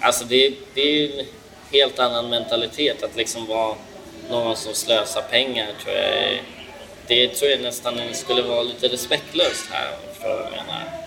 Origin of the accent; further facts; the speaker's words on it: Sweden; jag är typiskt svensk